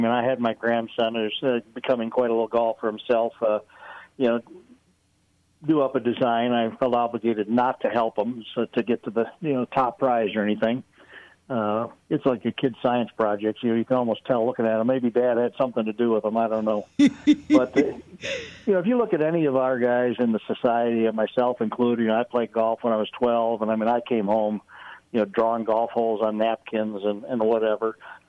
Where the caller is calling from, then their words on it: Arlington, Texas, United States; I'm just sitting in my home office here in Arlington, Texas.